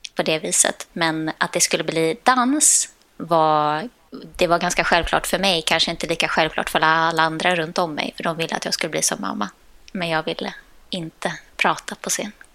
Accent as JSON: {"language": "Swedish", "country": "Sweden", "said": "Jag är dansare från Sverige"}